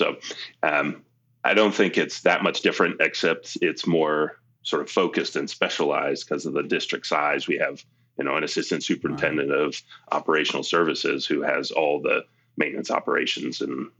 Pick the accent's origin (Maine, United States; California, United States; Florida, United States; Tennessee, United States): Maine, United States; moved away as an adult; also born or lived in New Hampshire / Boulder, Colorado; now in Colorado, United States; I grew up in Maine. I'm originally from Maine.